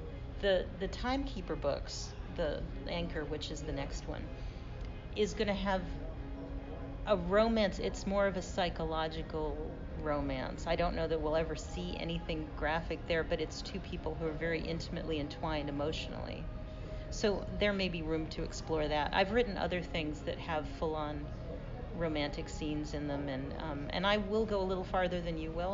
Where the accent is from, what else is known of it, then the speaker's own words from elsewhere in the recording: West Coast, United States; I'm from the West Coast.